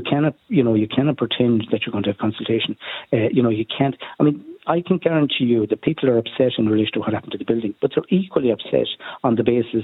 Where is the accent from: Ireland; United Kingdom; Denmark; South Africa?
Ireland; Oughterard, Connacht; I'm from Uachtaráid